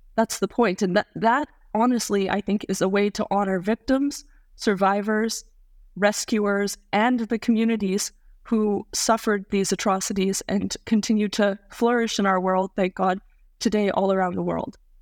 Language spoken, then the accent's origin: English; Canada; Being a Canadian